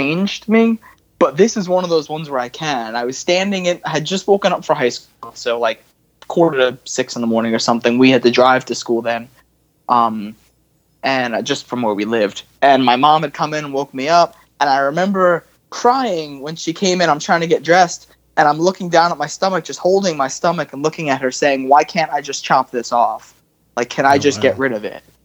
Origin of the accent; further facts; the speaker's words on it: Long Island, New York, United States; also born or lived in Texas; now in South Carolina, United States; I grew up on Long Island